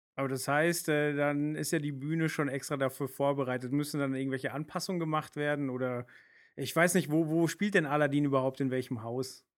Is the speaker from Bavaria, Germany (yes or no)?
no; Hamburg, Germany; als Hamburger